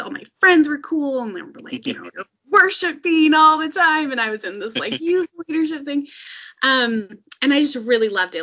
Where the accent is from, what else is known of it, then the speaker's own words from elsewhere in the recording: suburbs of Minneapolis–St. Paul, Minnesota, United States; I grew up in Minnesota and um, in like the suburbs of Minneapolis, St. Paul